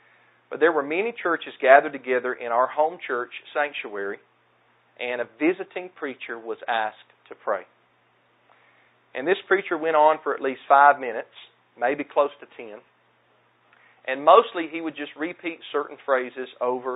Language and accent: English; the South, United States; accent: southern; my southern accent